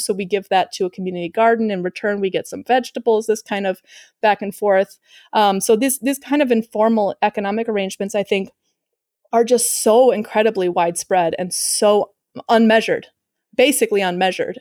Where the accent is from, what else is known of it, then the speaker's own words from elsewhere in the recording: Chicago, Illinois, United States; moved away as an adult; now in Uruguay; I'm from Chicago